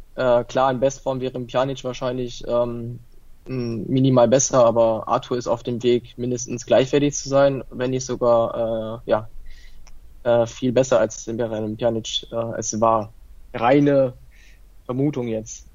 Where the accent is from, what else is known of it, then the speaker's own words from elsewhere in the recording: Italy; ich bin Italiener